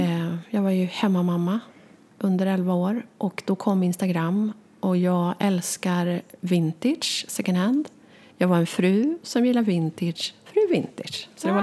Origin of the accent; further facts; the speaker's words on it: Västergötland, Västra Götaland, Sweden; jag är en västgöte